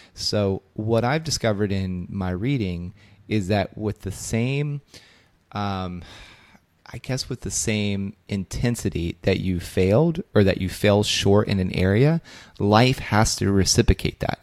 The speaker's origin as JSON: {"language": "English", "town": "Belpre", "region": "Ohio", "country": "United States", "tie": "born or raised there", "said": "my hometown, Belpre, Ohio"}